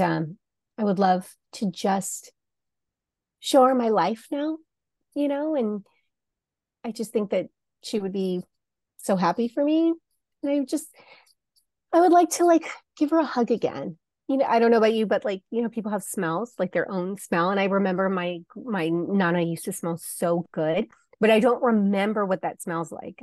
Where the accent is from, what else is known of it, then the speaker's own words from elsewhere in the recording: Arizona, United States; I'm from Arizona, so I grew up in the Old West